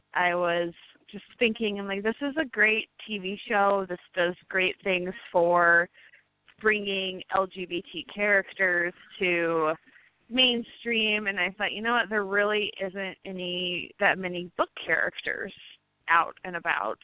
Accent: New Harmony, Indiana, United States; also born or lived in St. Louis, Missouri; now in Evansville, United States; I am from Posey County originally

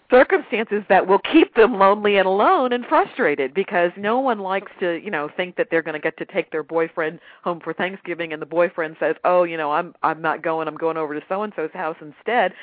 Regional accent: United States; I'm African American

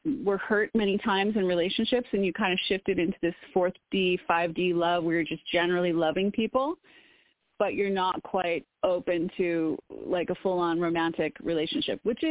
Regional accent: Woodstock, Illinois, United States; moved away; I'm from Woodstock, Illinois, originally, which is pretty close to Wisconsin.

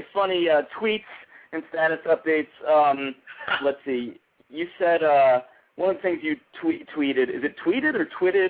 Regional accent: Connecticut, United States; He's from Connecticut, and I'm from Connecticut, so a little hometown love.

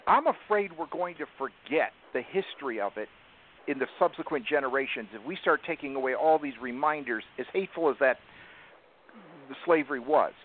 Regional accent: the North, United States; I'm from the North

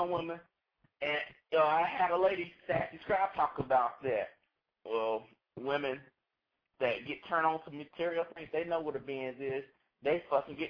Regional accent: North Carolina, United States; I am from North Carolina NC State University

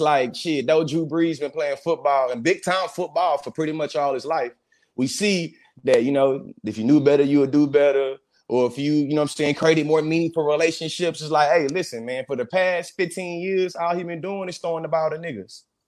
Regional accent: Bryan, Texas, United States; I'm from Bryan, College Station, Texas

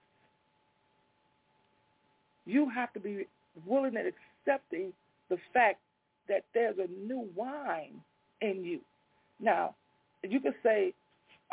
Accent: Chicago, Illinois, United States; I grew up on Walnut over by Garfield Park. I lived over there all my life till in my mid-late 30s

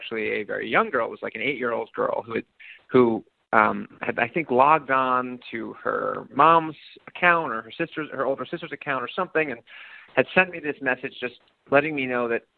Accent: New York City, New York, United States; I grew up in New York City.

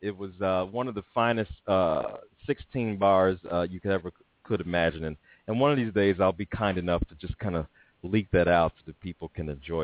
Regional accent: Chicago, Illinois, United States; moved away; also born or lived in Nashville; I'm from Chicago

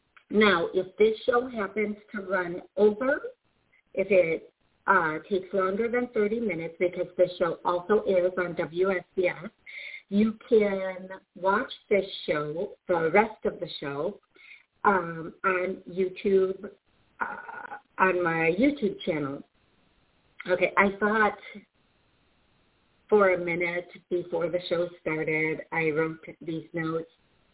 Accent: Milwaukee, Wisconsin, United States; Hey, BR from Milwaukee. Hey, that's awesome. Thank you. I'm a fellow Milwaukeean.

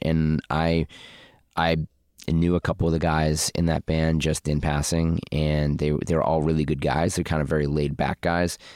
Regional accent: Boston, Massachusetts, United States; I'm from Boston

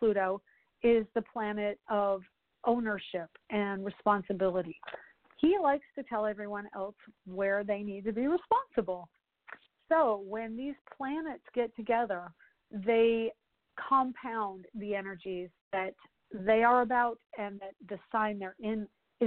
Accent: Colorado, United States; now in Orlando, United States; I'm from Colorado

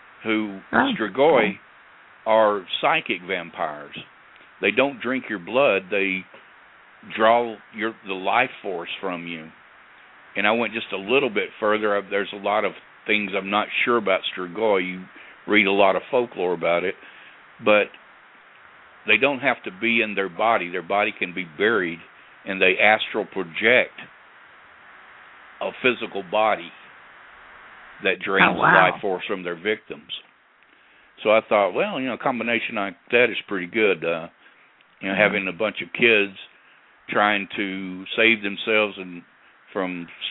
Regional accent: Corinth, Mississippi, United States; my hometown of Corinth, Mississippi

